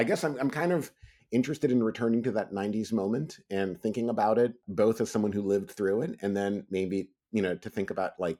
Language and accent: English; New York, United States; I grew up in New York